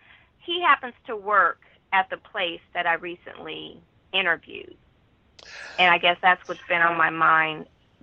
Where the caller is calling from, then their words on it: Los Angeles, California, United States; …, calling from Los Angeles.